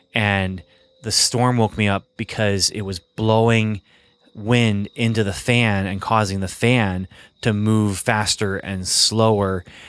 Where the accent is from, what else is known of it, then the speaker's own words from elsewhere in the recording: Michigan, United States; also born or lived in Ontario, Canada; And I think it has to do with growing up in Ontario and in Michigan and kind of these northern Midwest states